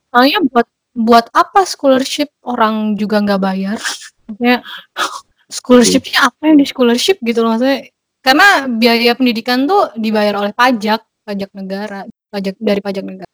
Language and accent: Indonesian; Indonesia; now in Germany; gue itu orang Indo keempat yang mereka hostin